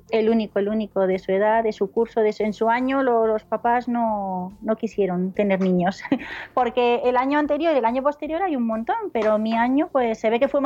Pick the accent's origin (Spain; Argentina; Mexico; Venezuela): Spain; León, Castile and León; also born or lived in Palencia / Mallorca; now in Soria, Spain; No, no soy de aquí, yo soy de León.